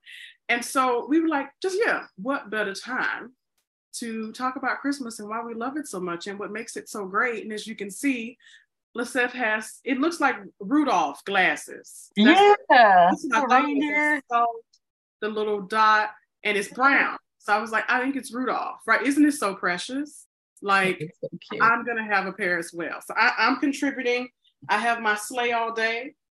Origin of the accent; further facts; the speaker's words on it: Mississippi, United States; now in Chicago, United States; I grew up in Mississippi